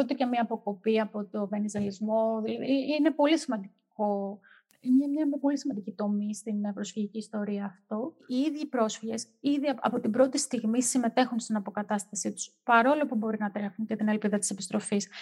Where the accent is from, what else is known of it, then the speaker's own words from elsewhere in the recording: Greece; είμαστε Έλληνες